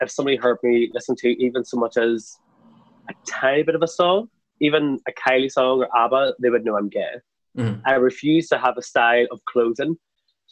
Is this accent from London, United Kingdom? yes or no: no; Craigavon, Northern Ireland, United Kingdom; now in Belfast, United Kingdom; I'm not from Belfast originally. I'm actually from a small town called Craigavon, which is in County Armagh. So growing up back then, the idea of gay was still very taboo